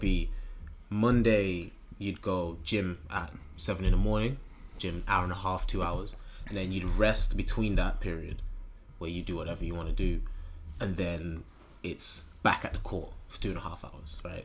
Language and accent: English; Birmingham, West Midlands, United Kingdom; growing up in Birmingham